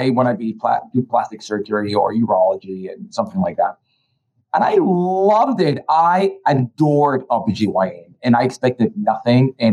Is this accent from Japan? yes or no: no; Colombia; born or raised there; now in United States